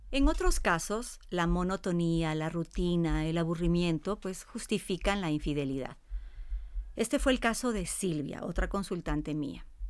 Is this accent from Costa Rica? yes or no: no; Cuenca, Azuay, Ecuador; Yo también soy cuencana